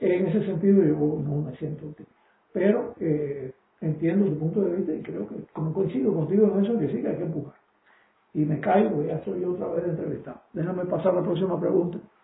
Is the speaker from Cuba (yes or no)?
yes; Cuba; now in United States; yo soy cubano, pero también soy norteamericano